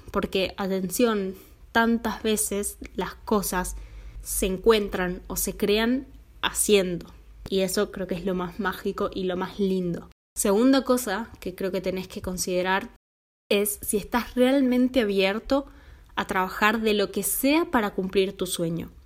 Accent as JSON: {"language": "Spanish", "country": "Argentina", "also_born_or_lived": "Finland", "moved": "as an adult", "lives_now": "Italy", "said": "vivo en Italia, soy argentina"}